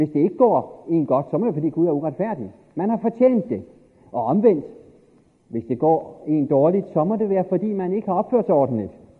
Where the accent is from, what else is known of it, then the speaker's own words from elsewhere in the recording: Denmark; born there; I virkeligheden er det jo fantastisk uretfærdigt, at jeg er født i Danmark efter 2. verdenskrig.